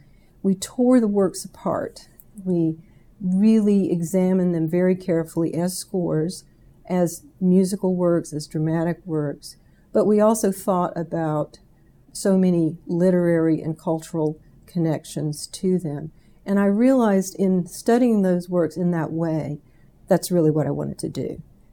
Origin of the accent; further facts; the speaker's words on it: South Carolina, United States; moved away as an adult; also born or lived in Maryland / New York; now in Kentucky, United States; I went to a small school in my home state of South Carolina, Winthrop, which is now a university